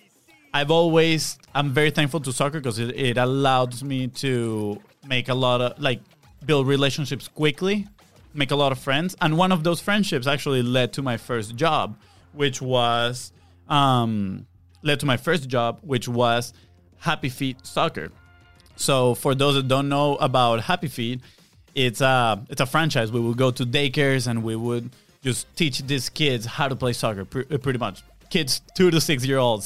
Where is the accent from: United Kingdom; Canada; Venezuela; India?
Venezuela; moved away as an adult; also born or lived in Texas; now in Jacksonville, United States; And so I grew up in Venezuela. We both did. We were born and raised in Venezuela.